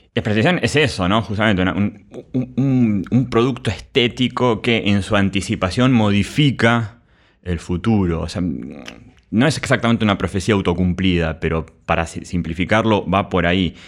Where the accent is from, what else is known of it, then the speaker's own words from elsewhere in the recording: Argentina; como argentinos nosotros